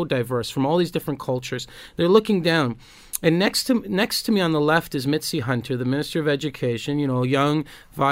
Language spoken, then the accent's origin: English; Toronto, Ontario, Canada; I grew up in Toronto, you know, a black male